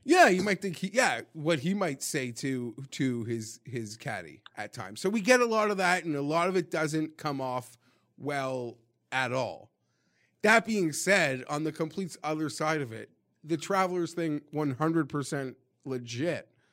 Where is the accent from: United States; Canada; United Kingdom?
Canada; being Canadian